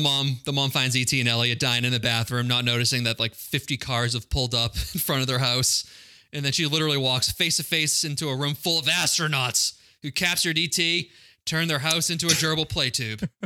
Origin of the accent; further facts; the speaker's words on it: Quincy, Massachusetts, United States; it was my next door neighbor, uh, when I grew up in Quincy.